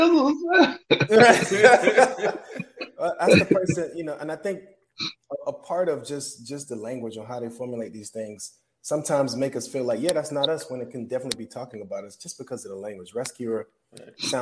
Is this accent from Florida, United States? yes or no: yes; South Florida, United States; moved away; That's my hometown right there, South Florida